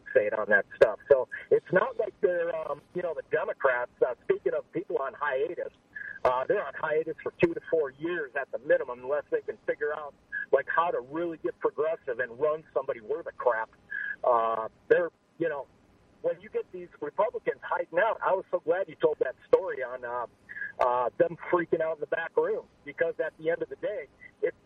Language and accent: English; Midwest, United States; moved away; I come from the Midwest